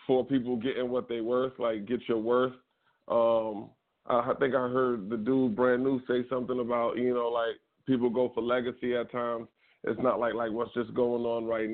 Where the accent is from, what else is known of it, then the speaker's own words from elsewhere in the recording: New York City, New York, United States; moved away; also born or lived in Jersey City; I'm from the South Bronx originally